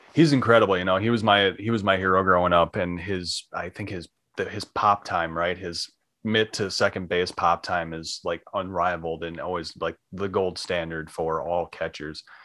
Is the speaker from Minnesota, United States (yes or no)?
yes; Minnesota, United States; I'm from Minnesota